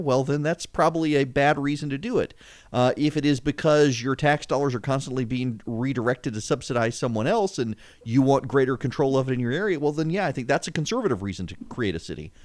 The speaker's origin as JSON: {"language": "English", "region": "Louisiana", "country": "United States", "tie": "born or raised there", "moved": "yes", "said": "what I grew up with in Louisiana"}